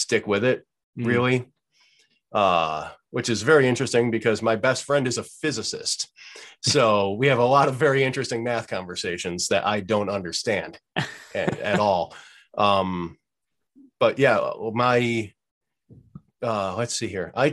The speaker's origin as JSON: {"language": "English", "town": "Evans", "region": "New York", "country": "United States", "tie": "born or raised there", "said": "I grew up in just outside of Buffalo, New"}